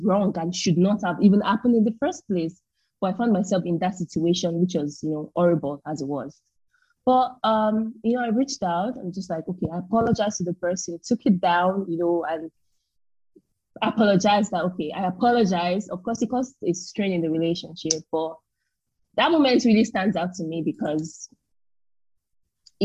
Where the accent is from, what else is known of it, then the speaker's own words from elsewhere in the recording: Nigeria; moved away as an adult; That's the main language that we use to communicate in Nigeria. That was the language that was used to, that was trained on while I was in primary school, secondary school, university.